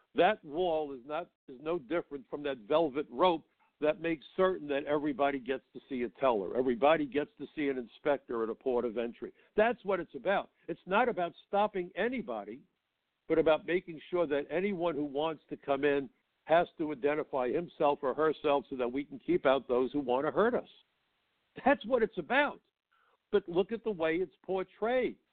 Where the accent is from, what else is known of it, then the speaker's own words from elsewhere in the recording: New York City, New York, United States; New York City, my hometown